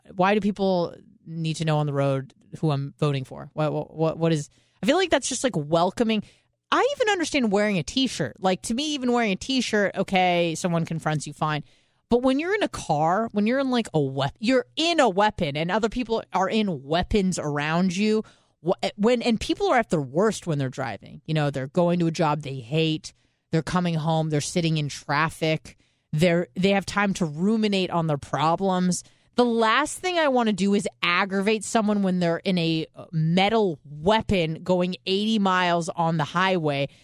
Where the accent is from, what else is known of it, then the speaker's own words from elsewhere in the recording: San Diego, California, United States; now in Florida, United States; I am from San Diego